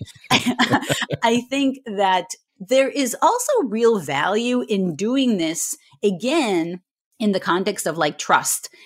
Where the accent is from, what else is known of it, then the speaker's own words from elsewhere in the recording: Israel; moved away as an adult; also born or lived in Scotland; now in United States; originally I'm from Israel